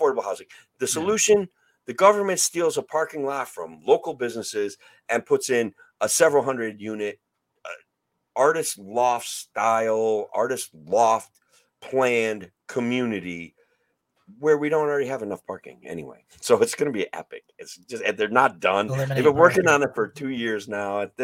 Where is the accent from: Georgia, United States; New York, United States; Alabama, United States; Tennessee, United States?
New York, United States; Oneonta; my hometown of Oneonta